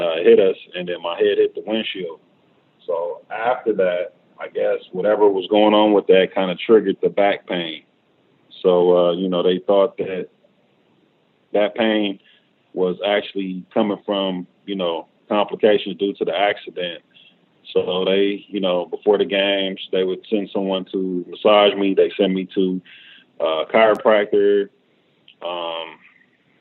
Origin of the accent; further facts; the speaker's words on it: Los Angeles, California, United States; I'm born and raised in Los Angeles. Did mostly all my schooling here